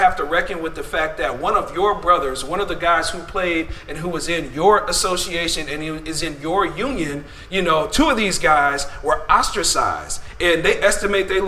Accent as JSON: {"language": "English", "town": "Denver", "region": "Colorado", "country": "United States", "said": "I'm from Denver"}